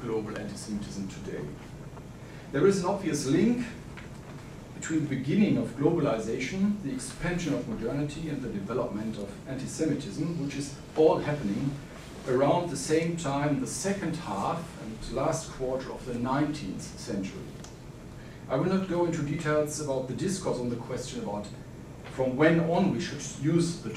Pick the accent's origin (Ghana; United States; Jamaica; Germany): Germany; accent: German; English is a second language; moved away; I'm, as you hear from my accent, originally from Germany